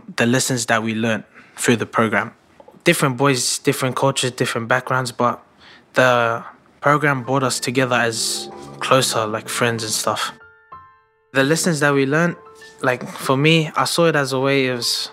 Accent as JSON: {"language": "English", "town": "Sydney", "region": "New South Wales", "country": "Australia", "said": "I'm from Punchbowl. I'm 15 years old."}